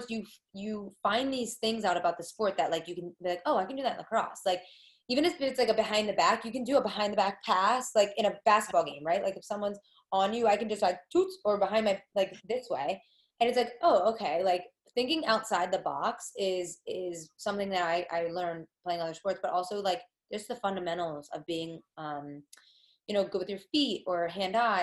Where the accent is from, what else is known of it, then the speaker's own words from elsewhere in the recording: New Jersey, United States; I'm from Jersey